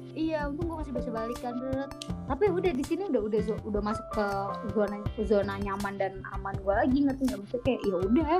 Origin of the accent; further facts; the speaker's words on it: Bogor, West Java, Indonesia; moved away as an adult; now in Malang, Indonesia; kalau balik ke Bogor